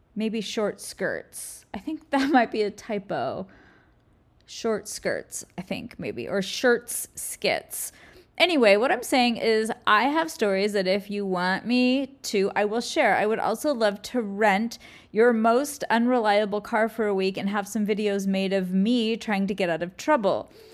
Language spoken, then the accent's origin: English; California, United States; also born or lived in Hawaii; I'm from California, where I'm kind of my permanent, just my home base.